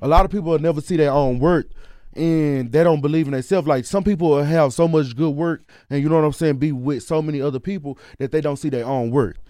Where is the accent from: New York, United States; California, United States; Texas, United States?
Texas, United States; Dallas; I'm the person from Dallas